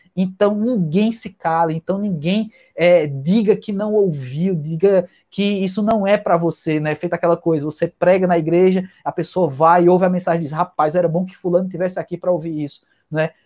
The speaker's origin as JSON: {"language": "Portuguese", "country": "Brazil", "said": "dessa cultura que nós temos no Brasil"}